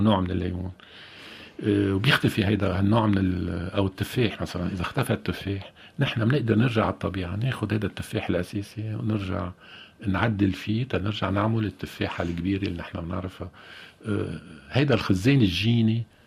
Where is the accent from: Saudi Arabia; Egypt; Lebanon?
Lebanon; نحن كلبنانيين وانا كلبناني كمان